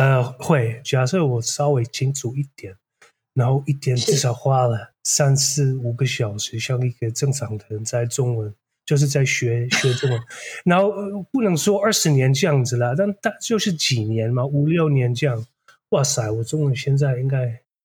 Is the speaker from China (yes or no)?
no; Netherlands; first language Dutch; Chinese is a second language; moved away as an adult; now in Taiwan; 我是来自荷兰，我是印度裔的，我背景有点复杂，然后我是大概第四代印度裔的第一代在荷兰出生的那，那种。然后，所以我母语是荷兰语